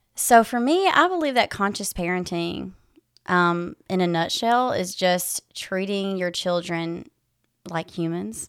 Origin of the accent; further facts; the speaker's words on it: West Tennessee, United States; moved away as an adult; now in Knoxville, United States; I am originally from West Tennessee. I grew up there and moved to East Tennessee about six years ago.